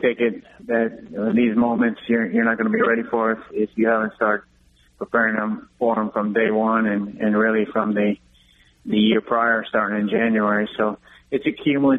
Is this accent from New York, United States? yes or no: no; Seabrook, Texas, United States; also born or lived in Florida; now in Richmond, United States; I grew up in Seabrook, Texas. It's close to Houston